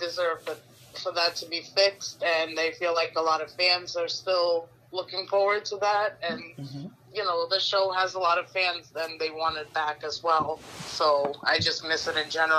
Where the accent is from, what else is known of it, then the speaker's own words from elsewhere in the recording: New York, United States; I'm from New York.